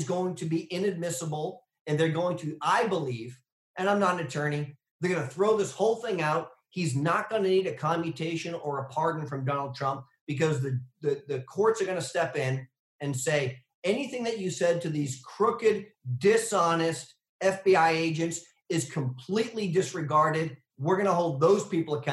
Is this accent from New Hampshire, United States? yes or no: yes; New Hampshire, United States; here in my home state of New Hampshire